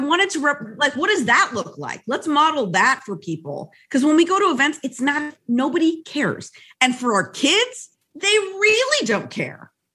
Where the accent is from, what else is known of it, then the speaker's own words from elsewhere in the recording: United States; I am Latina, Latina, but I'm American